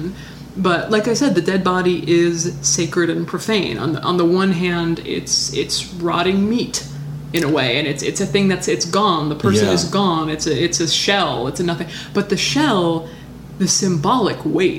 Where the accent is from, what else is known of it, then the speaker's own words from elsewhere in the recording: Hawaii, United States; I'm from Hawaii, which is kind of America